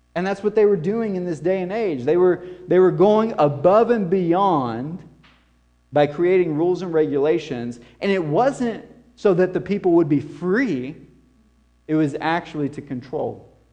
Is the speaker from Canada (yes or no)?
no; the South, United States; coming from this southern context and culture